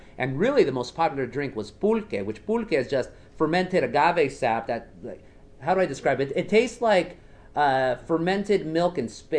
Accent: Zacatecas, Mexico; I'm from Zacatecas

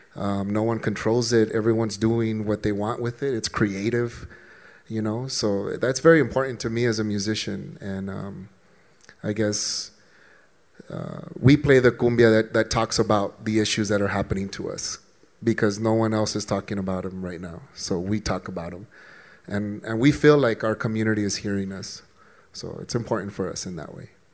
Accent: El Paso, Texas, United States; soy del Paso, Texas

